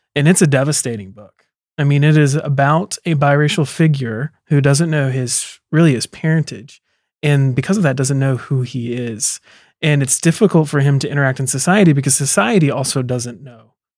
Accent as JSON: {"language": "English", "region": "South Carolina", "country": "United States", "said": "I'm from South Carolina, from the South"}